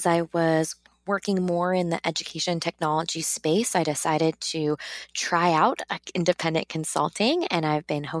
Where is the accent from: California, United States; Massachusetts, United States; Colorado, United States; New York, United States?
New York, United States; I am from New York originally, but I taught in South Harlem